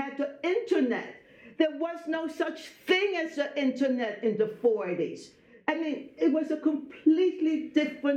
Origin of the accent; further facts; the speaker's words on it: Belgium; I was born in Belgium